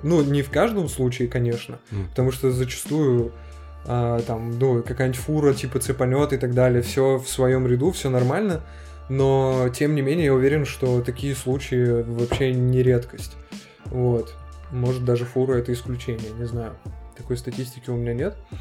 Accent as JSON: {"language": "Russian", "town": "Ashgabat", "country": "Turkmenistan", "moved": "as an adult", "lives_now": "Perm, Russia", "said": "я из Ашхабада, из Туркменистана вообще"}